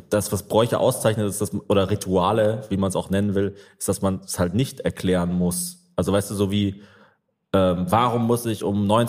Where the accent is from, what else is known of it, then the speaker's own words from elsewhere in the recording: South Germany, Germany; also born or lived in Vienna, Austria; Äh, ich komme ursprünglich aus Süddeutschland, habe aber in Wien studiert und dort eben meinen Wiener Freund kennengelernt.